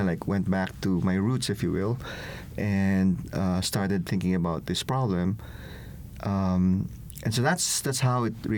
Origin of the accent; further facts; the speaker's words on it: Philippines; now in United States; I'm originally from the Philippines